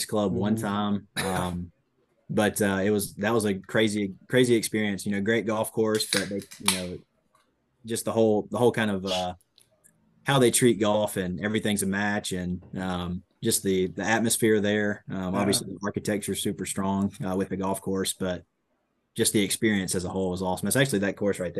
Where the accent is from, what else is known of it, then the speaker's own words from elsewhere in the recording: Georgia, United States; I grew up at a little 9-hole course in my hometown in Georgia